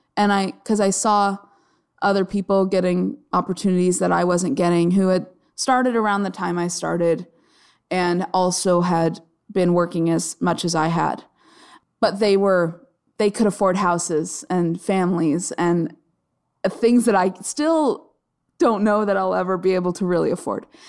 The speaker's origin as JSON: {"language": "English", "region": "Arizona", "country": "United States", "tie": "born or raised there", "said": "I grew up in Arizona"}